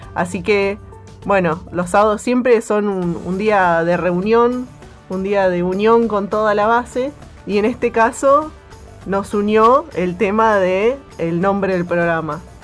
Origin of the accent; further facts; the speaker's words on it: Buenos Aires, Argentina; moved away as an adult; now in Antarctica; soy de Buenos Aires